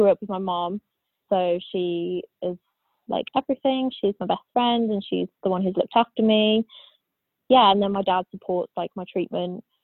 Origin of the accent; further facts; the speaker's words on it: Staffordshire, West Midlands, United Kingdom; I am from England in the UK, specifically from Staffordshire, which is basically in the Midlands